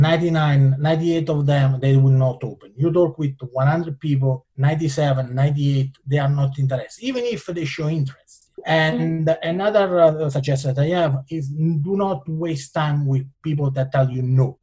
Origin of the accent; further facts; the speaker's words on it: Italian Switzerland, Ticino, Switzerland; English is a second language; moved away as an adult; now in California, United States; I come from Italian Switzerland. You know, is you know in south of Switzerland, which is north of Italy